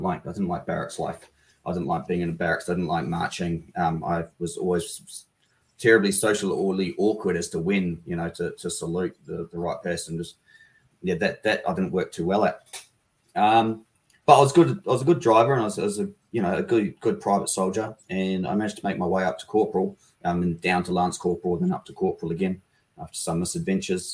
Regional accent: Upper Hutt, Wellington, New Zealand; I was born in Upper Hutt, which is a suburb of our capital city, Wellington, in the lower side of the North Island of New Zealand

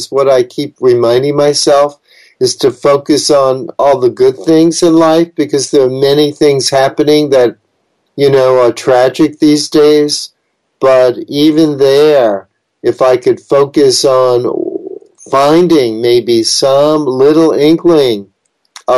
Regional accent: New York City, New York, United States; I was born in New York City, so I'm a very city-oriented person, and I love big cities

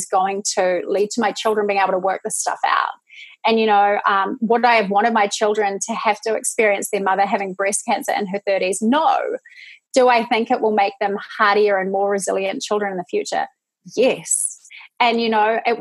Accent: New Zealand; moved away as an adult; now in United States; I'm from New Zealand. I'm not Australian.

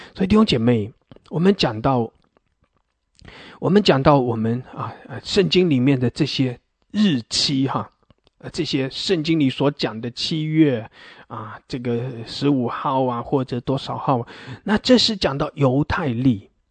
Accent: China; 我们华人，我们中国人

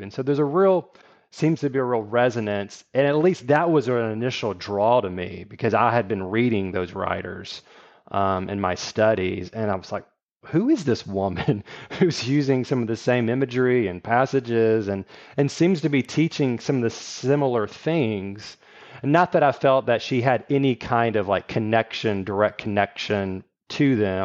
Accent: Shreveport, Louisiana, United States; also born or lived in Texas / Virginia; now in Houston, United States; I grew up in Shreveport

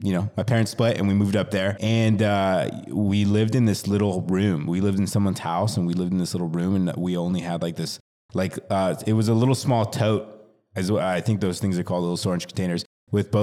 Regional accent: Yucca Valley, California, United States; also born or lived in Joshua Tree; I was born in the Coachella Valley, and then when I was five, my parents split up, and then my mom took me to the high desert. So then I grew up in Yucca Valley for the majority of my childhood

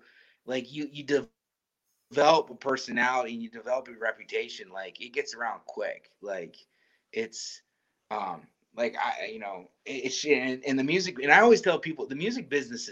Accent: Midwest, United States; I'm from the Midwest.

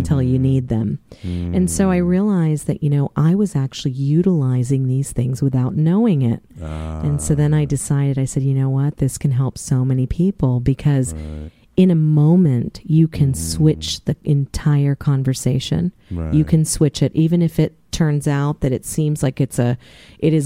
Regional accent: Mount Vernon, Virginia, United States; I grew up in the Washington, D.C. area in Mount Vernon, in particular

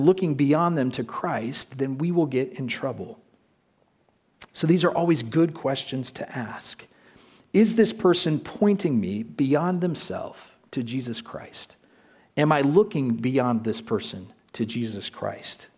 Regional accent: United States; moved away as an adult; now in Prague, Czech Republic; when I was a child growing up in the United States

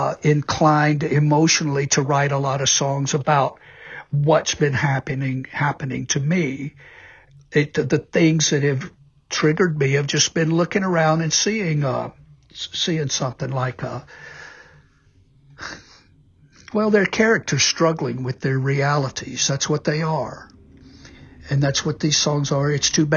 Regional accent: Mississippi, United States; moved away; also born or lived in New York City / Nashville; I'm from Mississippi.

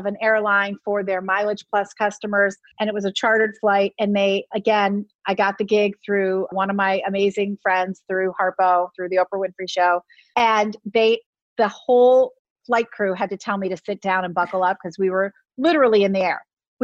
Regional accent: Philadelphia, Pennsylvania, United States; my hometown of Philadelphia

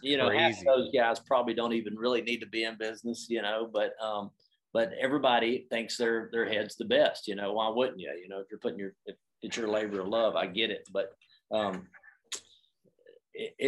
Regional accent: the South, United States; moved away; I grew up in the South

